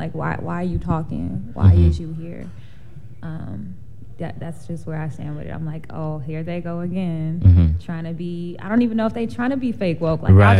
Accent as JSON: {"language": "English", "town": "Chicago", "region": "Illinois", "country": "United States", "said": "I'm from the West Side"}